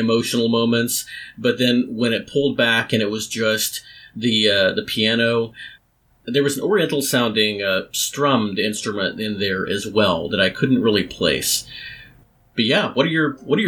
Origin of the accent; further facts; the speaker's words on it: Texas, United States; Growing up in Texas